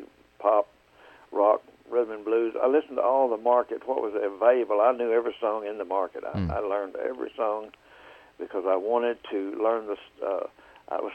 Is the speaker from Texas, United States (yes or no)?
yes; Bonham, Texas, United States; I grew up in Texas, East Texas, in a little place called Fannin County, and around Bonham, Texas